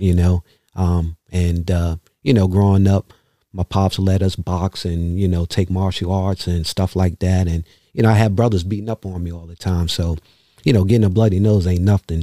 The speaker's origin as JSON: {"language": "English", "region": "New York", "country": "United States", "tie": "born or raised there", "moved": "as an adult", "lives_now": "Baltimore, United States", "said": "growing up in New York, even though I wasn't a street kid"}